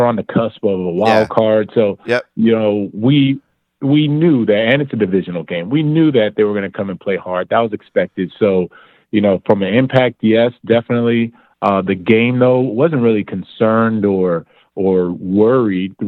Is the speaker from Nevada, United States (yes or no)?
no; Miami, Florida, United States; I'm from Miami